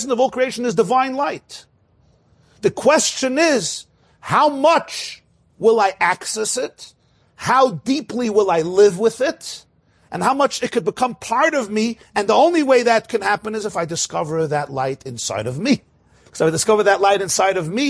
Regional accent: New York City, New York, United States; I grew up in Crown Heights.

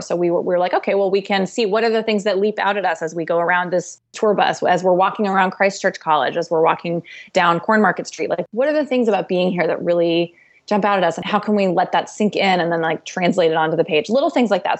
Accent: United States; we know what it's like to be an American lady.

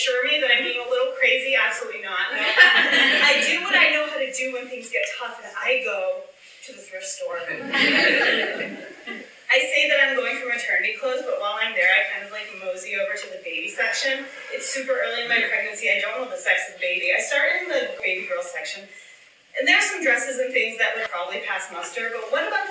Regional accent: Chicago, Illinois, United States; moved away as an adult; also born or lived in Austin, Texas; my hometown

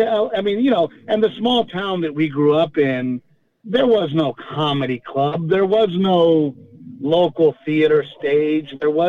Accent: Portland, Texas, United States; moved away as an adult; also born or lived in Gregory, Texas / Los Angeles; Yeah, well, I grew up not in Corpus, near there.

